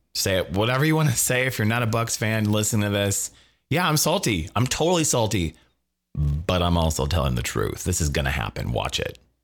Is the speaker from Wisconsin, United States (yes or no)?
yes; Wisconsin, United States; we're from Wisconsin.